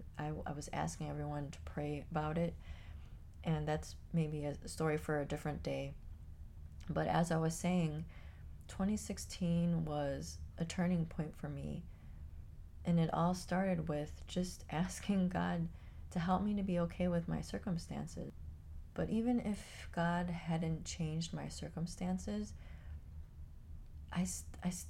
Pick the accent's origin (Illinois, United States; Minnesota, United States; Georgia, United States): Illinois, United States; Chicago; moved away as an adult; now in Florida, United States; I grew up in Chicago. I lived in Chicago most of my life